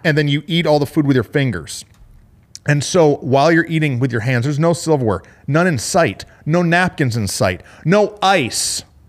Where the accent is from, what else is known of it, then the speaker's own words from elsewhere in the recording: Flint, Michigan, United States; moved away; I'm from Flint, Michigan.